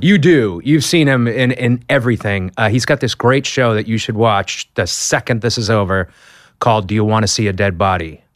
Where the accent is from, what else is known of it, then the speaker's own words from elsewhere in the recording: Boston, Massachusetts, United States; I'm from Boston